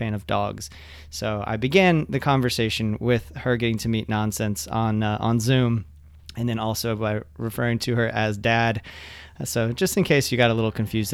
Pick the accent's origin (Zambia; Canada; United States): United States; Ocala, Florida; moved away as an adult; also born or lived in Jacksonville, Florida; now in Orlando, United States; I grew up in Ocala